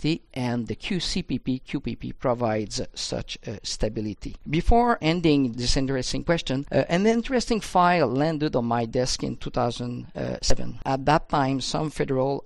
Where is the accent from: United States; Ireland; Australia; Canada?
Canada; As a Canadian